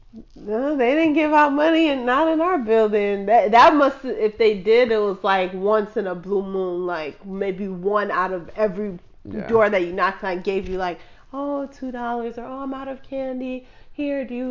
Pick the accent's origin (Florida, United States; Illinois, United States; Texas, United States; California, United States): Illinois, United States; Chicago; I grew up in Chicago. I grew up in a high-rise building, big apartment building